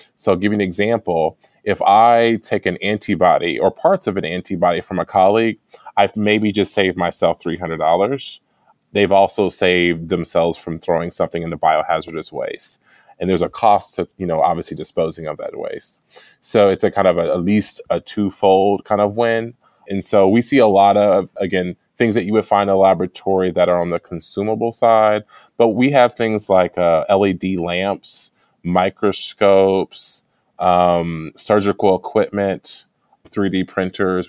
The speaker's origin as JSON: {"language": "English", "town": "Dayton", "region": "Ohio", "country": "United States", "also_born_or_lived": "Bloomington, Indiana / Evanston, Illinois", "moved": "as an adult", "said": "I'm from Ohio, Dayton, Ohio"}